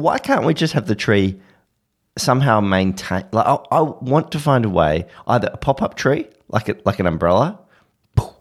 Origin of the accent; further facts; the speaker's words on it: Australia; I'm Australian